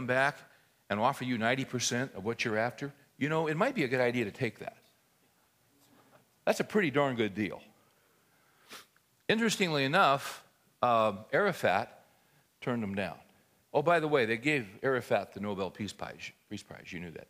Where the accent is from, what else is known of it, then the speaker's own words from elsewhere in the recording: California, United States; I grew up in California